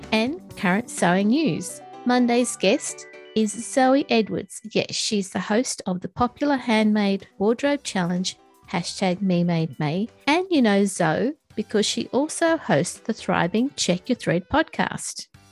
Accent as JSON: {"language": "English", "country": "Australia", "said": "my home country? Australia"}